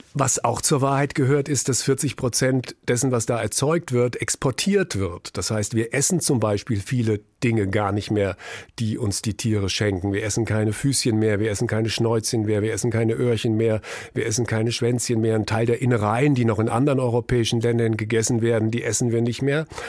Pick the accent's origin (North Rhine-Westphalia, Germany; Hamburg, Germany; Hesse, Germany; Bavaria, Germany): Hesse, Germany; Frankfurt am Main; Wir sind aufgewachsen in einer äh, Straße, Brüningstraße in Frankfurt Höchst